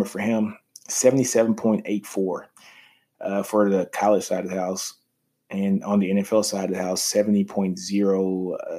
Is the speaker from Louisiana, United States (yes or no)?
yes; Shreveport, Louisiana, United States; I'm from Shreveport, so I love to shout out people from Shreveport-Bossier area.